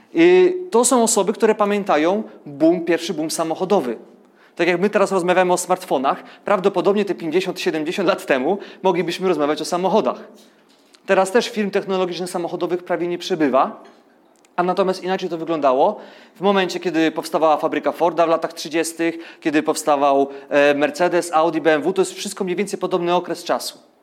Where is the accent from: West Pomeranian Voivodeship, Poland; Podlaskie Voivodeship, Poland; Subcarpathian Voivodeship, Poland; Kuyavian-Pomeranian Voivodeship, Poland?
Subcarpathian Voivodeship, Poland; Ustrzyki Dolne; urodziłem się w Ustrzykach Dolnych, więc powiedzmy, że tam komuna trochę dłużej żyła.